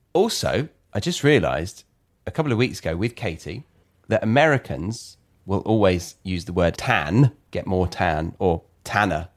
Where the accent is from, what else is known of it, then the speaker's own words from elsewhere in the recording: United Kingdom; as a Brit